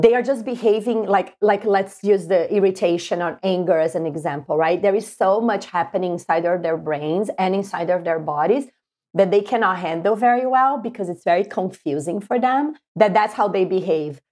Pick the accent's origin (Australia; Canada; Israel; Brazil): Brazil; moved away as an adult; now in United States; I'm from Brazil, and I came to the U S in two thousand six.